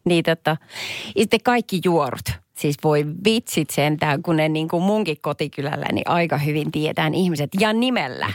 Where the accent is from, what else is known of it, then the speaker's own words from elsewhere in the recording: Perniö, Southwest Finland, Finland; Mä oon kotoisin Varsinais-Suomen Perniöstä